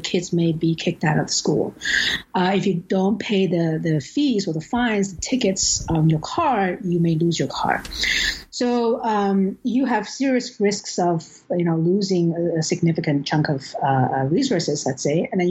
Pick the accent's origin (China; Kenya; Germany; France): China; moved away as an adult; now in Vancouver, Canada; I grew up poor in China in the 80s